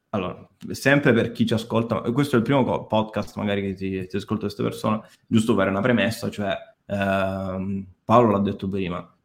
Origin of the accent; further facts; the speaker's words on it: Rome, Lazio, Italy; Eh, ma c'è tutti, da romano